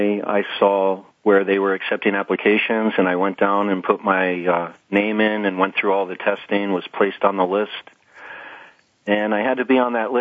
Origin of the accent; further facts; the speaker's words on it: Warwick, Rhode Island, United States; also born or lived in West Virginia; I grew up in Warwick, Rhode Island